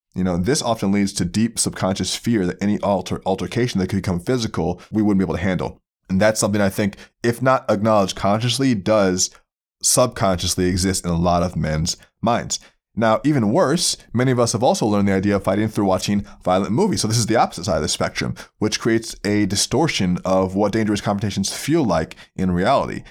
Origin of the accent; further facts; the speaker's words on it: Florida, United States; I grew up in Florida